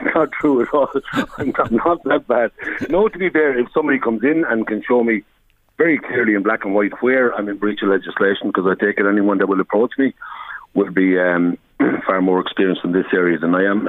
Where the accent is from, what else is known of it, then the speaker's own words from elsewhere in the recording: Tralee, Munster, Ireland; also born or lived in Dunmanway, County Cork; now in Virginia, Ireland; I'm originally from Tralee.